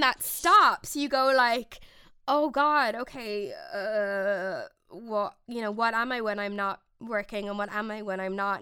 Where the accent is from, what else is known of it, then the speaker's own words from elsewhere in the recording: Ireland; I'm from the Republic of Ireland